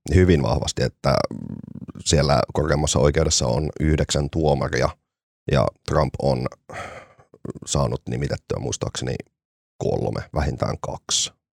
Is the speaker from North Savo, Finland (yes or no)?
no; Oulu, North Ostrobothnia, Finland; kun olin pieni, pieni ihminen tuolla Oulussa